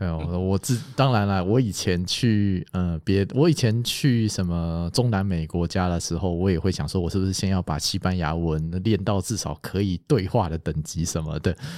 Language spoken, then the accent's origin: Chinese; Taiwan; 我们台湾人